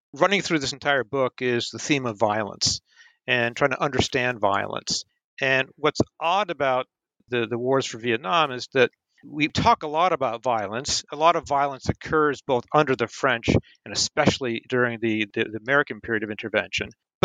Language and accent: English; Malaysia; born there; also born or lived in Philippines; I was born in Southeast Asia. I was born in Malaysia, and I also spent almost 4.5 years living in rural Philippines.